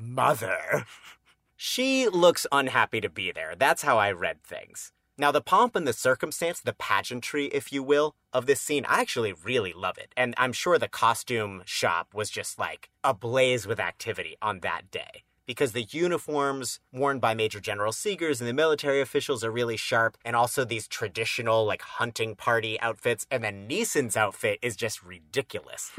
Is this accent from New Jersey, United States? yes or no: no; Massachusetts, United States; my home state of Massachusetts